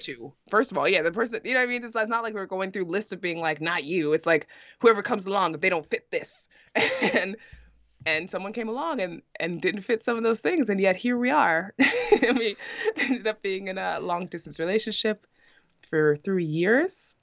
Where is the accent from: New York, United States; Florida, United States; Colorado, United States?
New York, United States; New York City; moved away as an adult; now in Iceland; I'm born and raised in New York City, specifically in Brooklyn, New York, in Bushwick